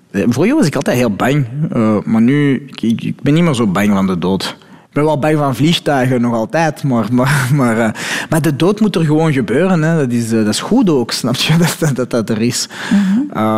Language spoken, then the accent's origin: Dutch; Morocco; Ik ben Marokkaan, hè.